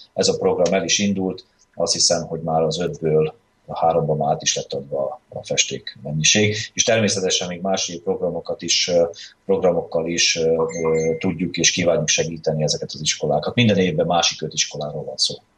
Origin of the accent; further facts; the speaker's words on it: Felvidék, Slovakia; magyarként is, felvidéki magyar párt vezetőként is